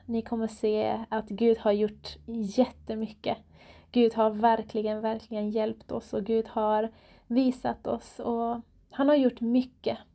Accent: Iran; now in Borås, Sweden; jag är själv iranier, född och uppvuxen i Iran

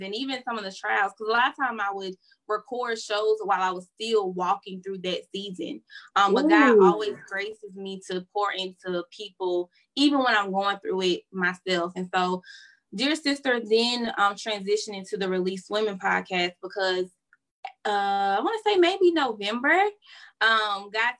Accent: Florence, South Carolina, United States; now in Columbia, United States; I'm originally from Florence, South Carolina, but I currently reside in Columbia

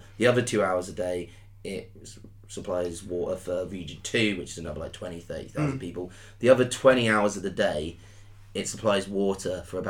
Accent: Devon, South West England, United Kingdom; also born or lived in Cornwall / Brighton / Kenya; I was born in Devon.

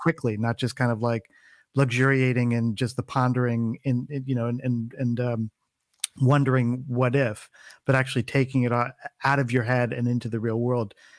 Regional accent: East Coast, United States; moved away as an adult; now in California, United States; I was I was born and raised um, on the East Coast

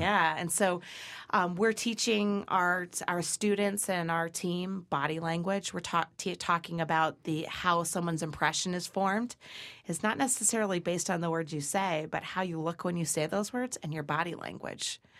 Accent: Brookfield, Connecticut, United States; Brookfield Dairy is my hometown

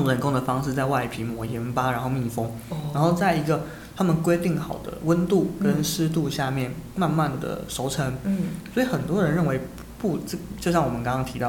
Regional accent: Taiwan; 我们是台湾人

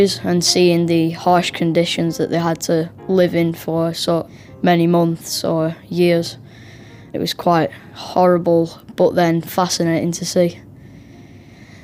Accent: England, United Kingdom; I'm from England.

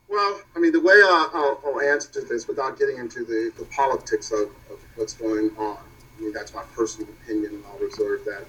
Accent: Louisville, Kentucky, United States; moved away as an adult; also born or lived in Yellow Springs, Ohio / Seattle, Washington; now in New York City, United States; My journey to New York started in Louisville, of course, my hometown

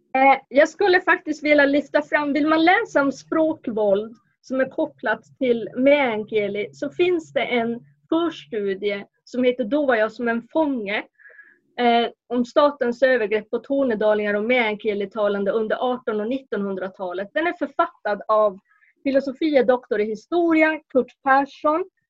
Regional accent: Kurkkio, near Lainio, Norrbotten County, Sweden; jag kommer från Kurka, en grannby till eh, Lainio

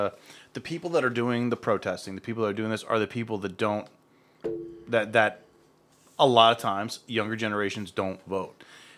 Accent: Akron, Ohio, United States; moved away as an adult; now in Cleveland, United States; I'm from Akron. I moved up here about 5 years ago.

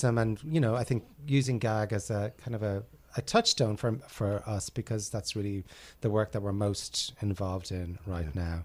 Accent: Ireland; moved away as an adult; now in New York, United States; when I was a kid growing up in Ireland

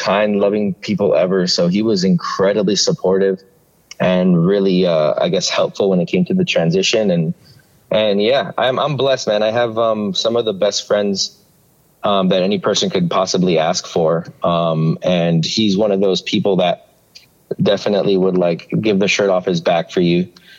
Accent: Miami, Florida, United States; moved away as an adult; also born or lived in Maui, Hawaii; now in Tucson, United States; I was actually born and raised in Miami, Florida.

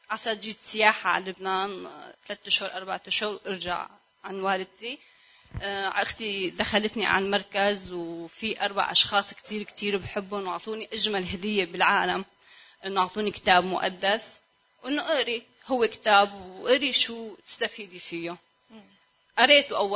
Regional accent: Syria; انا بنت سوريه وكان عندي كثير مشاكل

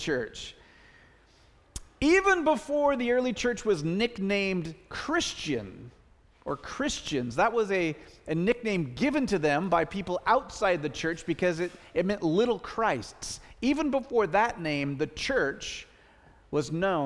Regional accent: the Northwest, Pacific Northwest, United States; we're from the Northwest

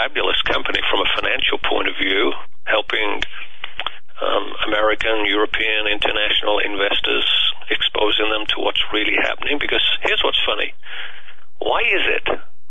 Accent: United Kingdom; moved away; I was born and raised in the UK

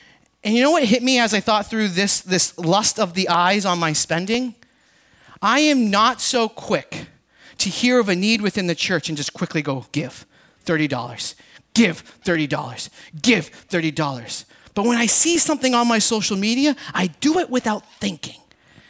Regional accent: Boston, Massachusetts, United States; I'm from Boston

